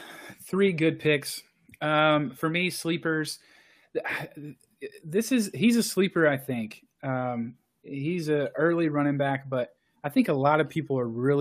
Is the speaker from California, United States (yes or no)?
no; Texas, United States; I am from Texas.